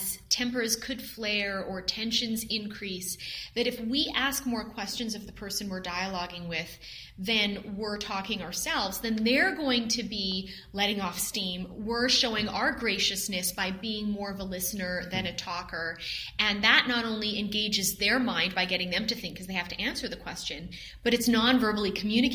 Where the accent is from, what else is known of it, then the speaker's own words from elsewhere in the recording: Canada; being a Canadian myself